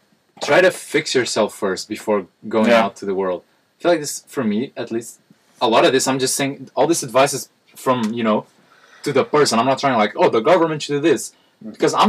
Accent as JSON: {"language": "English", "country": "Portugal", "said": "we're from Portugal."}